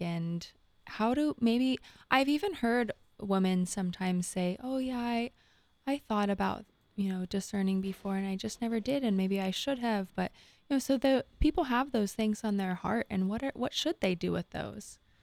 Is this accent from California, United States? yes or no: yes; Southern California, United States; moved away; I'm also from Southern